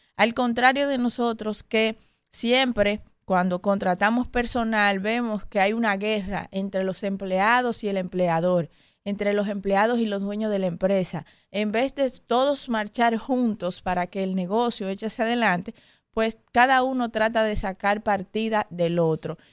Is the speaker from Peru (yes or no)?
no; Dominican Republic; nosotros como dominicanos